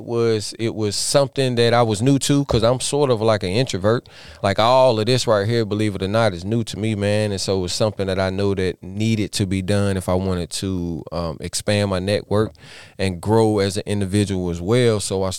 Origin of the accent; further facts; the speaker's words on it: Statesville, North Carolina, United States; I am from Statesville, North Carolina.